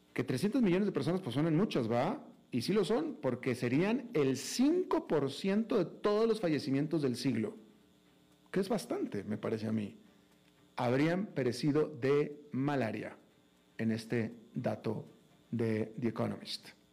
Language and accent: Spanish; Mexico; now in United States